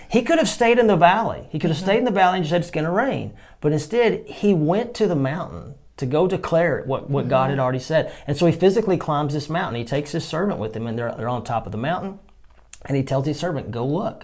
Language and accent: English; Texas, United States; I'm from Texas